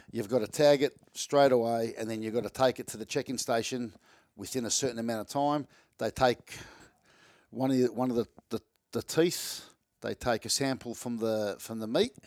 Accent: Melbourne, Victoria, Australia; I live in Reservoir in Melbourne

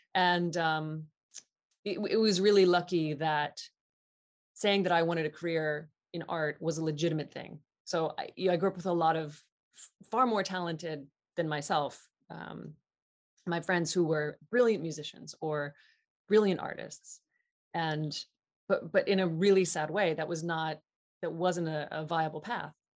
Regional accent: Southeast Ohio, United States; I'm from Southeast Ohio, which is the sort of beginnings of the Appalachian part of Ohio

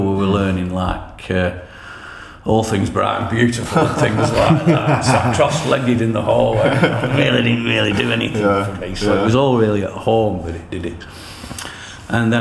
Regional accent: Leyland, North West England, United Kingdom; I was born in Farrington, Leyland, and I grew up in the 70s

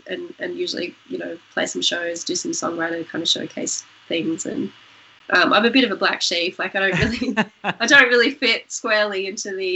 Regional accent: Tamworth, New South Wales, Australia; also born or lived in Newcastle, New South Wales; I grew up there in northwest New South Wales, and obviously, you know, Tamworth's a music city

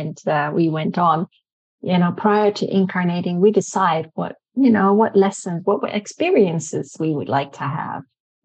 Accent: Netherlands; I was born in Holland. And I am part Dutch.

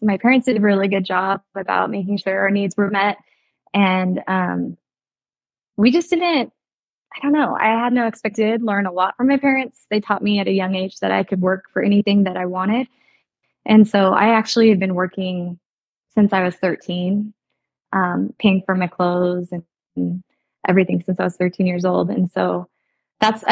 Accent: Citrus Heights, California, United States; I grew up in Citrus Heights. I still live in that same home

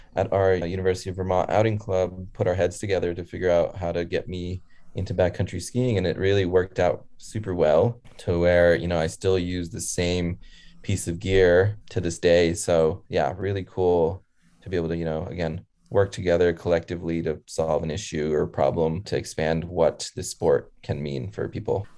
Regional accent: Connecticut, United States; I was born in Connecticut and around nine months, my leg was amputated. So we moved back to where my parents are originally from and then uh, moved back to the States

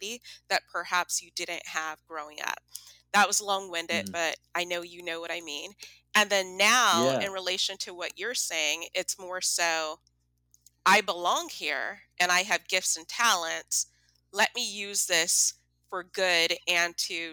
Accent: San Bernardino, California, United States; moved away as an adult; now in San Diego, United States; growing up in San Bernardino

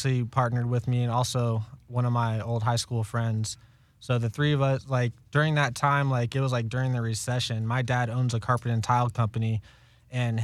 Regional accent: Florida, United States; moved away as an adult; I grew up in Florida

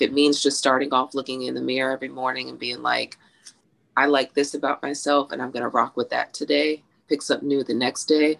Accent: Texas, United States; I'm from Texas

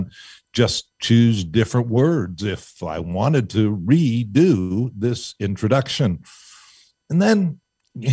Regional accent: Pittsburgh, Pennsylvania, United States; I'm from Pittsburgh

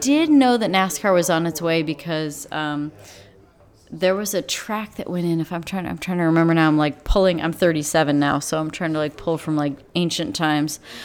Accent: South Beloit, Illinois, United States; also born or lived in England; I was born in Beloit, Wisconsin, but we grew up in South Beloit, Illinois

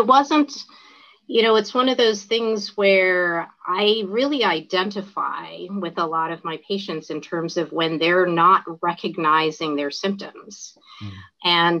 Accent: the South, United States; I think that since I grew up in the South and I'd been in the Northeast and I'd been in the Mid-Atlantic

